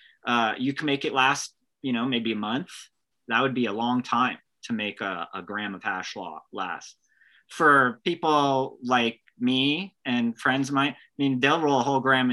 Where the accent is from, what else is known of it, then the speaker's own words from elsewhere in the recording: United States; Being an American